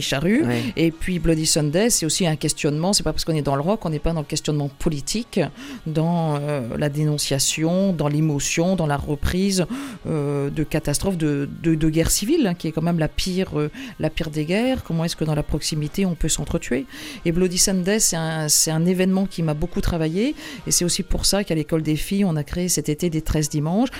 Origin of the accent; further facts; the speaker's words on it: Carhaix, Brittany, France; moved away; also born or lived in Huelgoat; moi je suis née à Carré